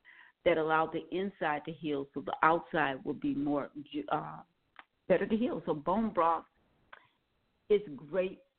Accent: Milwaukee, Wisconsin, United States; I was raised in Milwaukee, Wisconsin

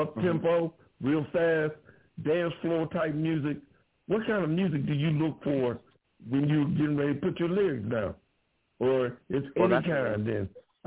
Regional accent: Ohio, United States; now in Texas, United States; Ohio is my home state. I'm in Texas, but my home state is Ohio.

